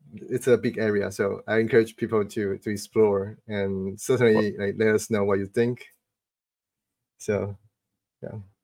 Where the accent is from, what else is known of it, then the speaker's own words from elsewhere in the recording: Taipei, Taiwan; now in Bay Area, United States; to Taipei for a few days. That's my hometown